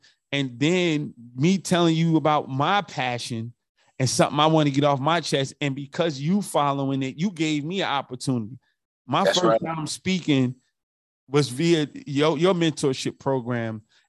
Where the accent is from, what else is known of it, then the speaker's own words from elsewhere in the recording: California, United States; I'm not a Raider fan, but I'm right there from the Bay with him.